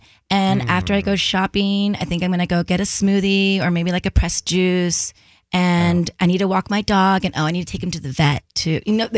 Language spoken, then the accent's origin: English; California, United States; accent: California; Tanya and I probably have very California accents.